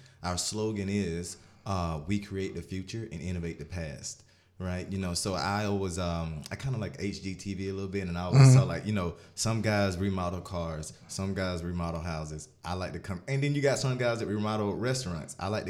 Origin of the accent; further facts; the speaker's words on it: Union, South Carolina, United States; I'm from Union, South Carolina, small town, born and raised. We all know that if you're from Union, you're naturally a competitor, right?